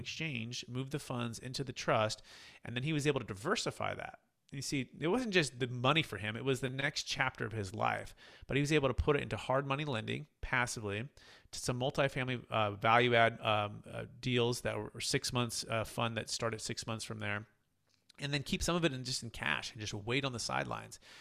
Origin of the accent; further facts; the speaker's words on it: Bay Area, California, United States; growing up in the Bay Area with my dad